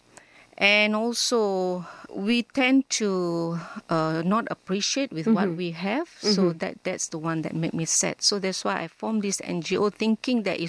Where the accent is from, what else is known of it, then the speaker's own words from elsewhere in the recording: Penang, Malaysia; I was born in Penang, and you know, Penang is surrounded with beaches, and the Penang Hill was my weekend trekking